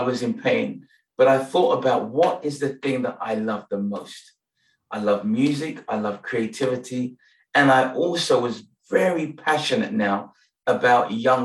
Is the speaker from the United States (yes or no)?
no; Nigeria; now in London, United Kingdom; I'm Nigerian